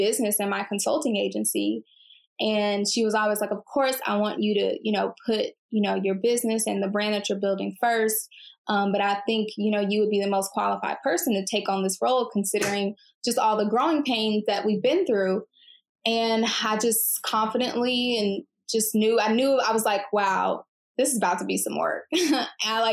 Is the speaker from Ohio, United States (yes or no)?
no; Houston, Texas, United States; I'm from Houston and based in Houston